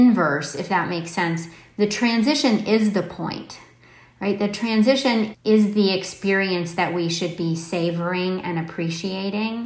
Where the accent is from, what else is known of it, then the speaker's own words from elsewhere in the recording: Palo Alto, California, United States; moved away; I don't live in Silicon Valley now, but I grew up in Palo Alto